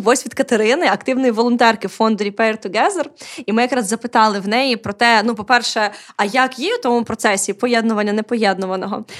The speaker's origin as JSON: {"language": "Ukrainian", "town": "Odesa", "region": "Odesa Oblast", "country": "Ukraine", "tie": "born or raised there", "said": "я, як одеситка, яка виросла і прожила більше життя в російськомовному середовищі"}